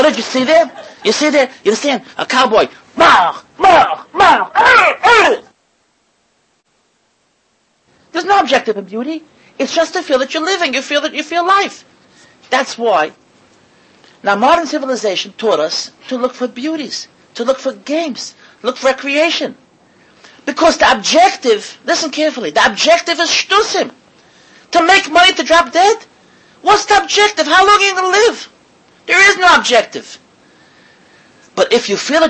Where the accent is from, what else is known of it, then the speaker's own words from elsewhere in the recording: United States; I, as an American Yankee, who was a yeshiva bacher